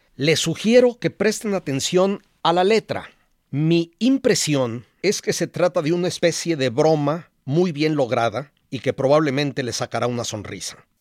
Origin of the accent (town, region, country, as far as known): Mexico